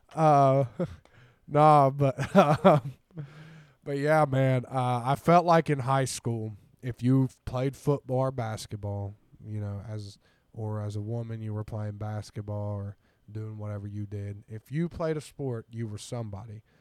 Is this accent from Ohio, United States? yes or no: yes; Ironton, Ohio, United States; moved away as an adult; also born or lived in Atlanta, Georgia; now in Columbus, United States; I am from Ironton, Ohio. Went to Ironton High School.